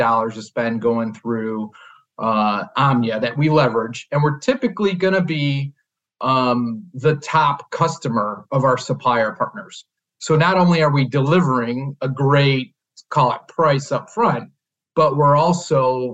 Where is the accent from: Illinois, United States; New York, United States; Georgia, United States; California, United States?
Illinois, United States; Chicago; I born and raised here in the Chicagoland area